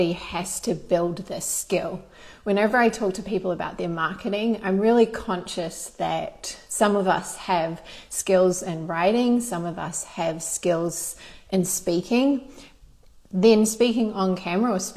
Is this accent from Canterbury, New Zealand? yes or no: yes; Christchurch, Canterbury, New Zealand; moved away as an adult; now in Australia; I grew up in New Zealand in Christchurch